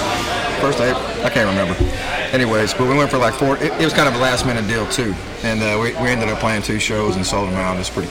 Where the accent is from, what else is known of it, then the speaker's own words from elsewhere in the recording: Galveston, Texas, United States; moved away as an adult; also born or lived in Houston, Texas / Conroe, Texas; I actually grew up in Galveston.